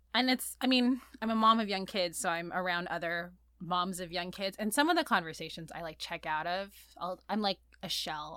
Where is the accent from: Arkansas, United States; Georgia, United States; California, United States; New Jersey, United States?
California, United States; La Palma; also born or lived in Santa Cruz, California / Queens, New York; I grew up in Orange County, North Orange County, a little town called La Palma